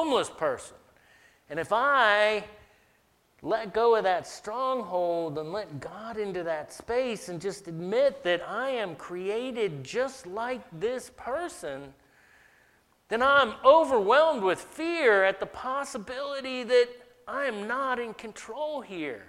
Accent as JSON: {"language": "English", "region": "the South", "country": "United States", "tie": "born or raised there", "said": "I grew up in the South"}